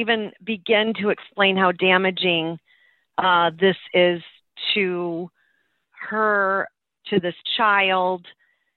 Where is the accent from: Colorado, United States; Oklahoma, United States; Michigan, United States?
Michigan, United States; we're from Michigan